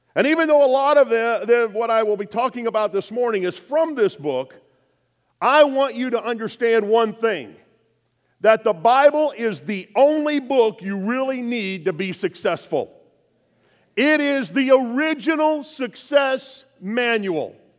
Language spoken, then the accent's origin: English; Lafayette, Indiana, United States; my hometown of Lafayette